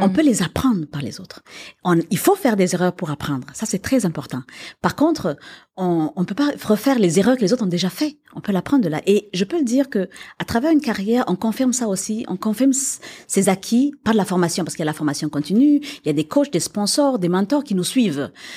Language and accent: French; Quebec, Canada; moved away as an adult; also born or lived in Africa / Paris; moi j'ai grandi au Québec, ici, et que je suis partie, que je suis revenue